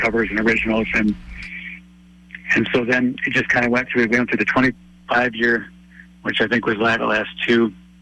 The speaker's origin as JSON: {"language": "English", "region": "Wisconsin", "country": "United States", "moved": "as an adult", "lives_now": "Chicago, United States", "said": "I'm actually from Wisconsin, up north"}